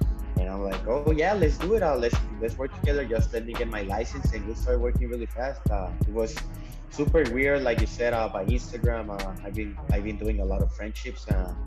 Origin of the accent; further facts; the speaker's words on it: Ciudad Juárez, Chihuahua, Mexico; moved away as an adult; now in San Diego, United States; I am from Juarez, Mexico, and I'm 27 years old. I've been here in San Diego working since for the last 3 years